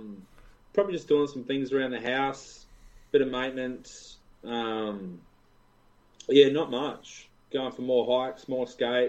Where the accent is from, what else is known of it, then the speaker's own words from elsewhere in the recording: Adelaide, South Australia, Australia; also born or lived in Mount Gambier; now in Melbourne, Australia; I grew up in Adelaide, and even though when I moved to Mount Gambier, I still went up there for things.